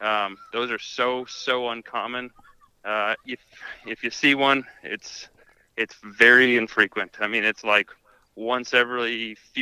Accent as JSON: {"language": "English", "region": "Wisconsin", "country": "United States", "said": "I'm from Wisconsin, so upper Midwest"}